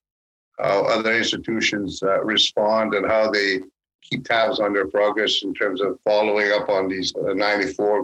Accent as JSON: {"language": "English", "region": "Manitoba", "country": "Canada", "said": "I'm from Manitoba, and so there's Métis settlements there"}